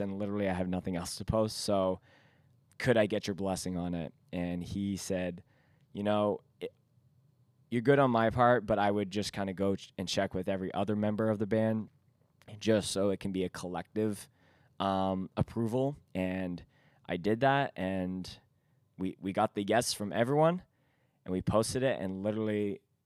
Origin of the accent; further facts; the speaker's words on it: Vancouver, British Columbia, Canada; we are from Vancouver